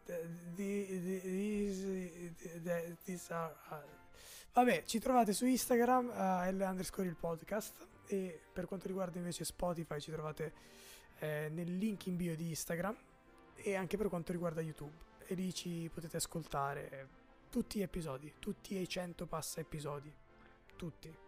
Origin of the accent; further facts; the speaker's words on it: Brescia, Lombardy, Italy; da bresciano